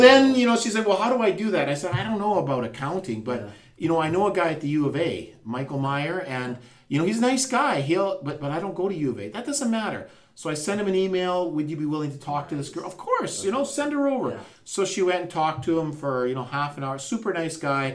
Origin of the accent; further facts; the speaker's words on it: McBride, British Columbia, Canada; moved away; I'm from McBride